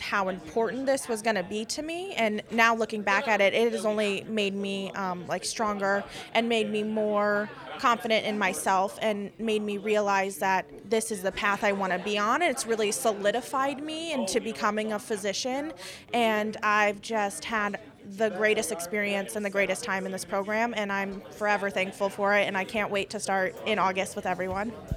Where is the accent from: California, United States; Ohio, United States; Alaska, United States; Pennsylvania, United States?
Alaska, United States; Anchorage; moved away; I'm from Anchorage, Alaska, and my tribe is Tlingit